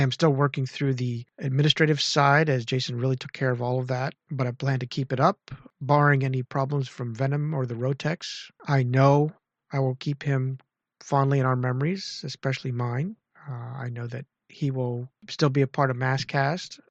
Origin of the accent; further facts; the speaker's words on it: Clearfield / State College area, Pennsylvania, United States; moved away as an adult; now in central Maryland, United States; I'm just about four hours south of my hometown